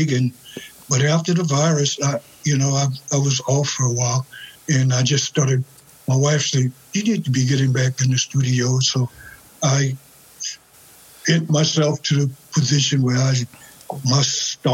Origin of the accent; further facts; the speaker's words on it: Louisiana, United States; moved away as an adult; also born or lived in New Orleans, Louisiana; now in Minnesota, United States; I'm from a little town about 40 miles west of New Orleans